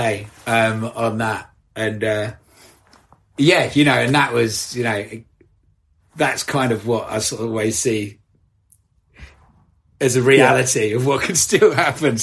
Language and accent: English; Essex, East of England, United Kingdom; I grew up in Essex